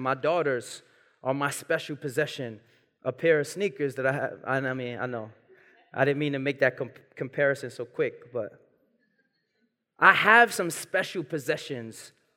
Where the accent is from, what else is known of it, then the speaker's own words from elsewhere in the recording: New York City, New York, United States; I was born and raised in Brooklyn